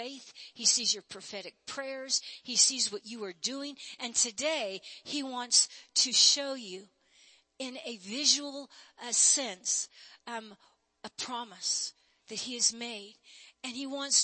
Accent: United States; I'm born and bred in America

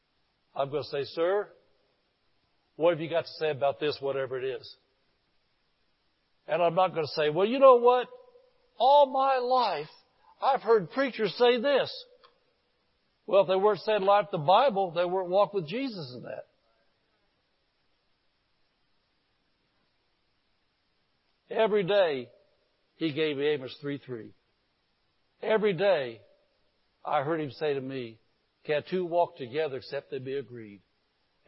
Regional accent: Indianapolis, Indiana, United States; born or raised there

